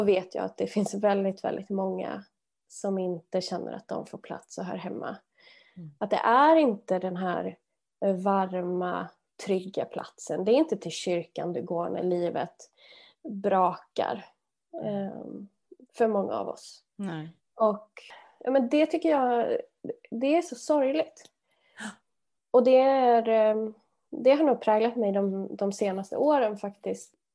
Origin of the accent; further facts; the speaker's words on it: Arvika, Värmland, Sweden; jag växte upp i Värmland, Arvika, eh, en liten stad